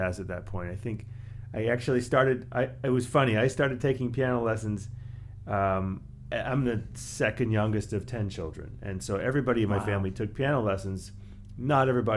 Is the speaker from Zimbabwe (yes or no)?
no; Canada; also born or lived in New York, United States; now in Ann Arbor, United States; originally from Canada